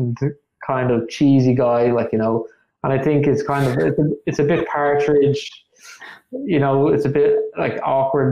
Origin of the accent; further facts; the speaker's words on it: Dublin, County Dublin, Ireland; I could show them Knockline